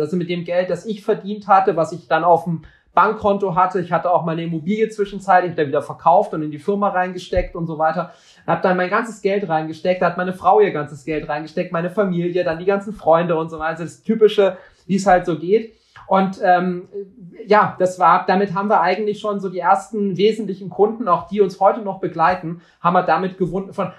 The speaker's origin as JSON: {"language": "German", "region": "West Germany", "country": "Germany", "tie": "born or raised there", "said": "ich wurde dann äh, hier in Westdeutschland geboren"}